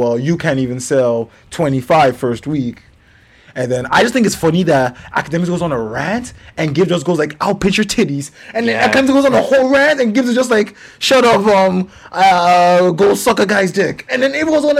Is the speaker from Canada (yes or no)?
yes; Canada; we're Canadian